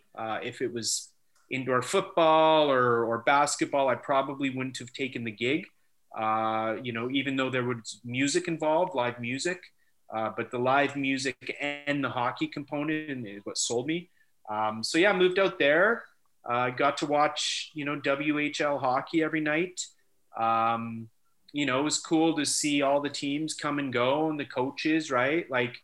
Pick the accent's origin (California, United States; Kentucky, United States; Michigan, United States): California, United States; So moved to, you know, 92, growing up in Southern California. Obviously I left everything that I knew behind, hockey, friends, family